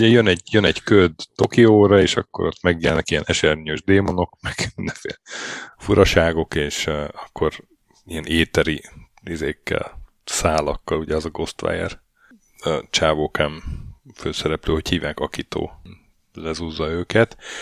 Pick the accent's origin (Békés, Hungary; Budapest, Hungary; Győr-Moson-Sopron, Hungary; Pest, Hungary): Győr-Moson-Sopron, Hungary; Sopron; moved away as an adult; now in Norway; Sopronban házba, ahol fölnőttem